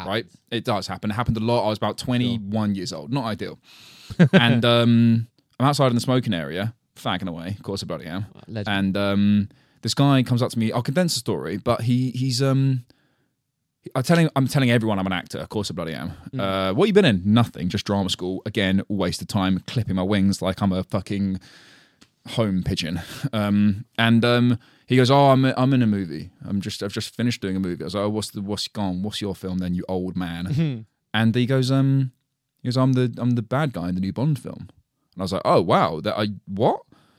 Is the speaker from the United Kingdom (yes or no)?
yes; London, United Kingdom; born there; Because although I was born in London, right? This is all I've ever known and lived in.